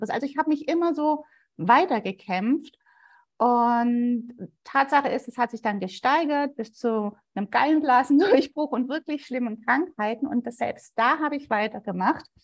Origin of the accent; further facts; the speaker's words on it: Sigmaringen, Baden-Württemberg, Germany; für mich ist es ja die Ecke, wo ich aufgewachsen bin. Und ich fand es total immer schön, auf die Schwäbische Alb zu fahren, weil Sigmaringen ist so ein Nebelloch